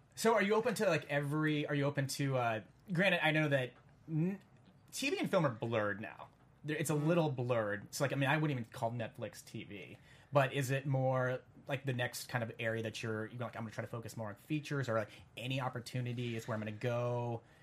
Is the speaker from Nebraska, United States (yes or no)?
yes; Lincoln, Nebraska, United States; I'm from Lincoln, Nebraska, so that place is 99.9 percent white